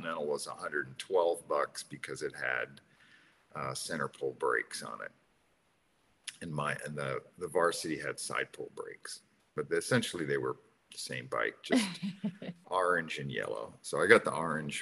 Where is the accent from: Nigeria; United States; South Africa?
United States; New York; we grew up in New York